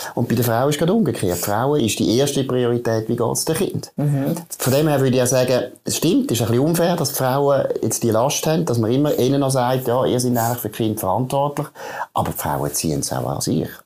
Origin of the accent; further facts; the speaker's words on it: Switzerland; Jetzt in der Schweiz